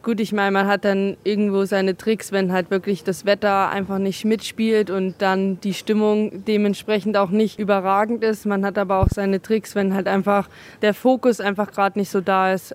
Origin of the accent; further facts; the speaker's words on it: Oberhof, Thuringia, Germany; hier ähm, in meiner Heimat